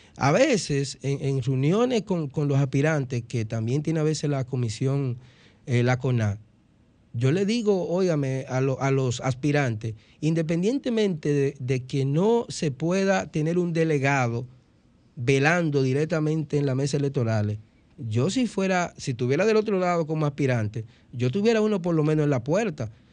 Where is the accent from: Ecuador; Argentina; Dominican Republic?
Dominican Republic; nosotros como dominicanos